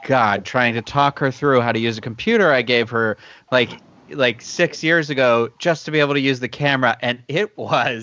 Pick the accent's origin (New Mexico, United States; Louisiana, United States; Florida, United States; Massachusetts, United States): Massachusetts, United States; Carver; moved away; I am from Carver, Massachusetts